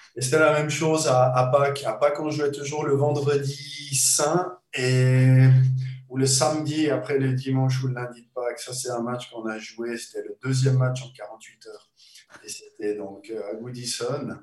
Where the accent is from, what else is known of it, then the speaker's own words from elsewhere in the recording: Switzerland; moved away as an adult; also born or lived in Liverpool; quand j'étais gamin en Suisse